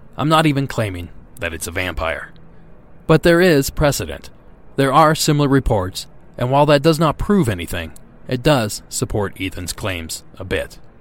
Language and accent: English; Ohio, United States; born or raised there